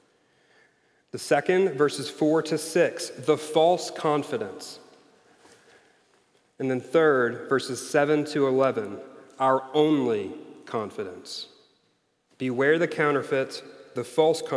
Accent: Missouri, United States; I'm from Missouri, so I'm saying Frobisher

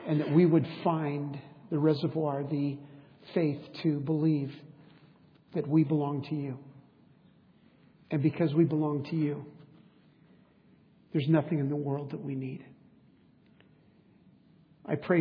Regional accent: San Diego, California, United States; When I was a boy growing up in East County of San Diego

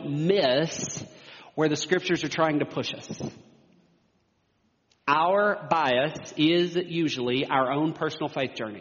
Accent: United States; as American Christians

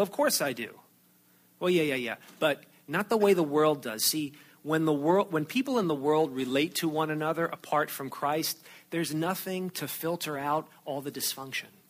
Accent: outside of New York City, United States; moved away; I grew up outside of New York City

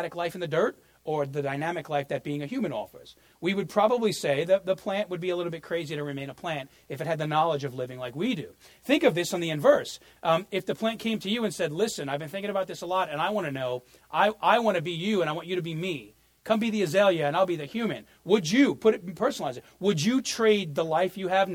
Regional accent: New York, United States; moved away; I grew up in New York

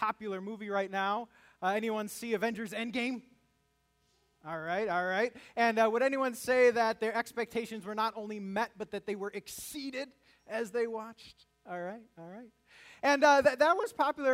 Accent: United States; living as an American

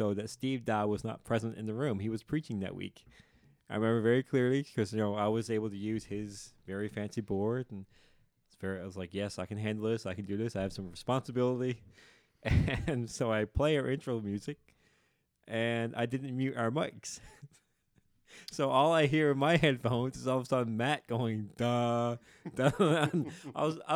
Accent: the Bay, Newfoundland and Labrador, Canada; I'm from the Bay, and that's the difference between the Bay and the Shore

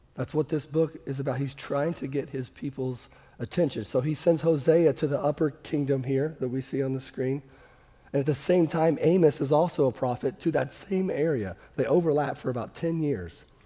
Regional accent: Kansas City, Missouri, United States; I'm from Kansas City

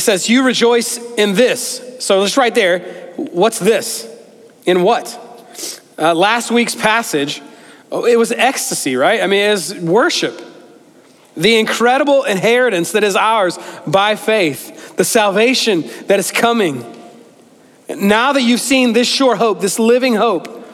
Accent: United States; growing up in America

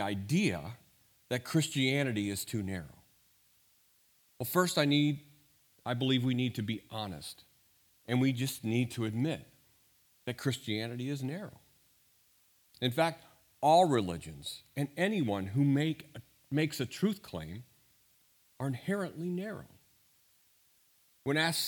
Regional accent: St. Louis, Missouri, United States; I grew up in St. Louis

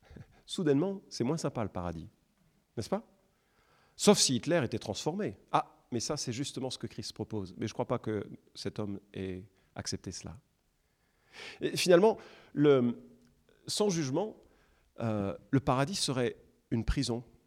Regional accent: France; nous, en France, on est français

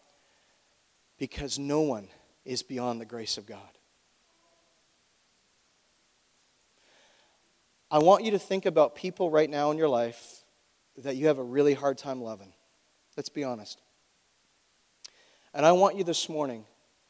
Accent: Canada; as Canadian citizens

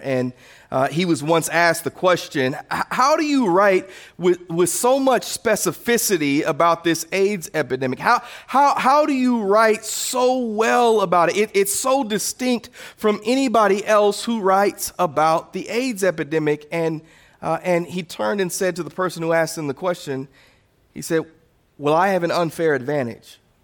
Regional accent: Indiana, United States; moved away; I turned ten years old, and I'm from Indiana

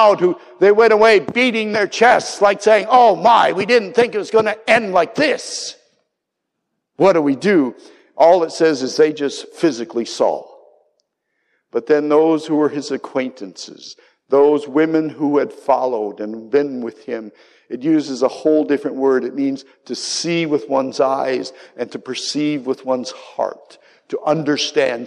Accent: United States; moved away as an adult; also born or lived in Austria; In Austria, the one thing I had to learn as an American

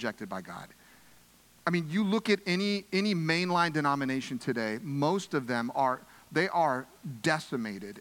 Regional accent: United States; as American Christians

